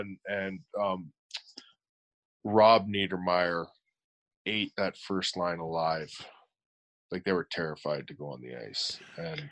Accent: Hamilton, Ontario, Canada; I'm from Hamilton, grew up a Leaf fan.

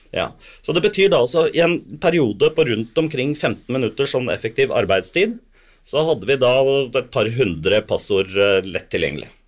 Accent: Sandefjord, Vestfold, Norway; moved away as an adult; now in Bergen, Norway; jeg, er jo egentlig fra Sandefjord, da. Men okay. jeg, har bodd i Bergen i 40 år

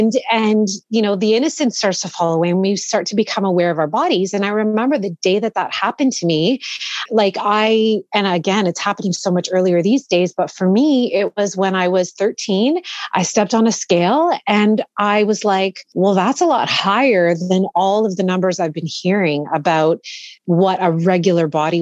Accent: Toronto, Ontario, Canada; I was born and raised here in Toronto, in the suburbs, actually

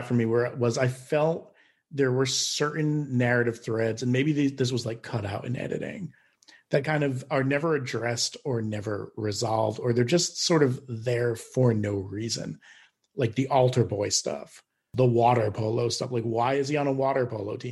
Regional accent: Northeast, United States; I grew up in the Northeast

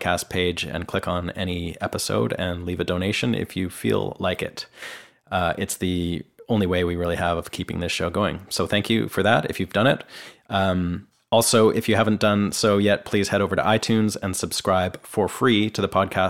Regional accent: Canada; moved away as an adult; now in Nashville, United States; I'm a Canadian

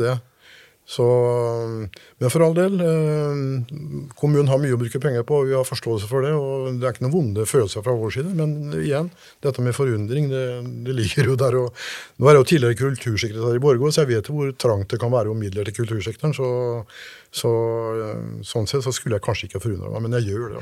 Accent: Kjølberg, Østfold, Norway; disse rare navnene vi hadde hjemme i Kjølbergskauen

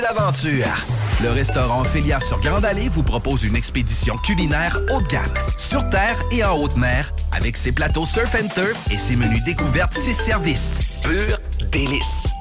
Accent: Montreal, Quebec, Canada; je viens de Montréal

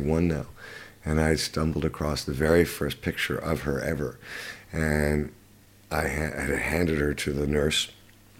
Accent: Canada; also born or lived in London, United Kingdom; now in Los Angeles, United States; I grew up in Canada.

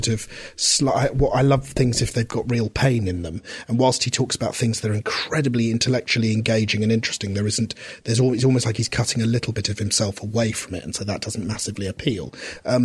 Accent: Reading, South East England, United Kingdom; when I was a kid growing up in Reading

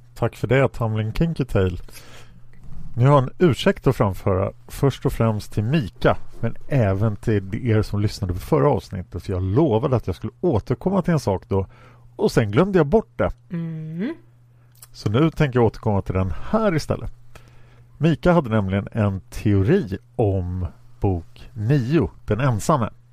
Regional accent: Sweden; som dum svensk

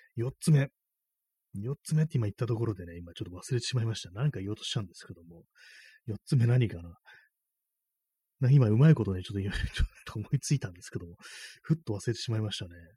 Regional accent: Tokyo, Japan; 私東京なんですけども

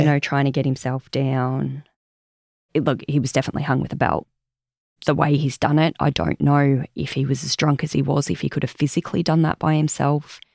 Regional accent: Omeo, Victoria, Australia; also born or lived in Bairnsdale; I was born in Omeo and Banambra up in the high country. So we're all from that area.

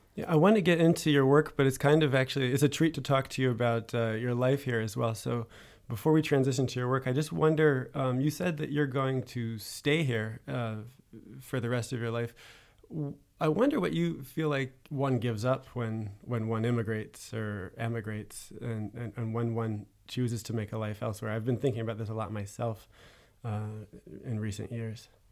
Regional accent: United States; now in Paris, France; as an American in Paris

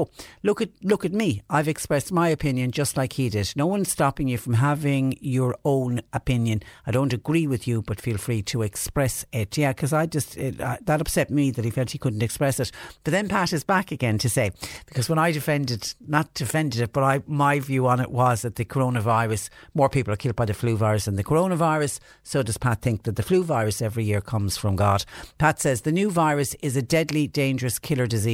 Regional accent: Clonmel, Munster, Ireland; also born or lived in Clonakilty; now in Mallow, Ireland; I was born raised in Clonmel, a town that always seemed to flood

